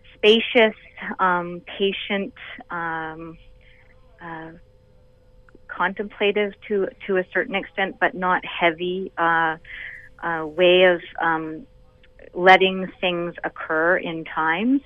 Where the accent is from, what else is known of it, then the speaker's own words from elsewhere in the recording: Vancouver Island, British Columbia, Canada; now in Toronto, Canada; I'm a BC girl, though. I grew up on Vancouver Island, so Toronto is my home away from home.